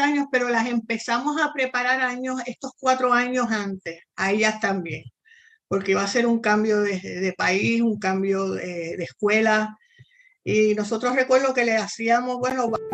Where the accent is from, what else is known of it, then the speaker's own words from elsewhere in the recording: San Juan, Puerto Rico; moved away as an adult; also born or lived in Argentina; yo soy puertorriqueña, igual que tú. Eh, nací en San Juan, Puerto Rico